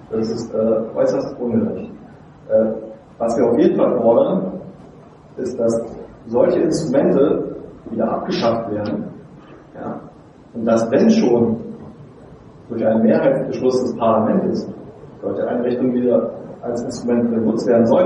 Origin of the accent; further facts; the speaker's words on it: Germany; begreifen wir uns doch in erster Linie nicht nur als Deutsche, sondern auch als Europäer.